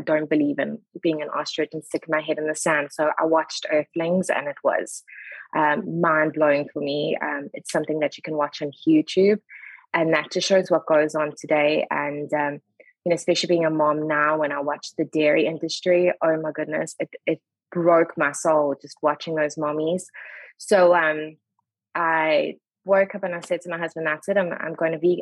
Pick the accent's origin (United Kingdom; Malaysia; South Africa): South Africa; Durban, KwaZulu-Natal; moved away as an adult; now in Charlotte, United States; I was born in Durban. But we kind of got this thing of once you've lived somewhere for 10 years, you can officially say you are from that province. So we are Durbanites through and through.